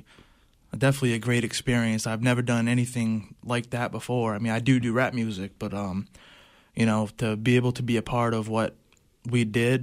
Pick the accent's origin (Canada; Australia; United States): United States; Penobscot Indian Nation, Maine; I'm 24. I'm from the Penobscot Indian Nation.